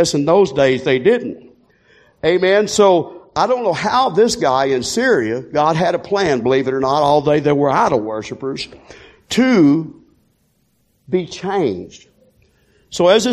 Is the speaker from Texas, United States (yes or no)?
yes; Texas, United States; I'm from Texas